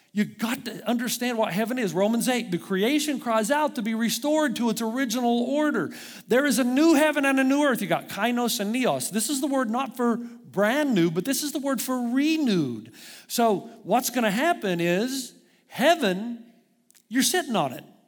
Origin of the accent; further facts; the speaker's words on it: United States; moved away; I'm an American